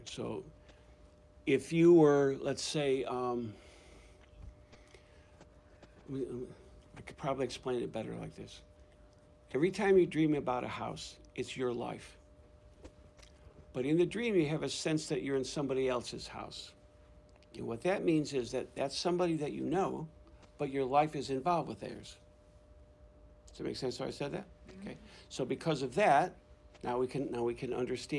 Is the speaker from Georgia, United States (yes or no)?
yes; Georgia, United States; I'm from Georgia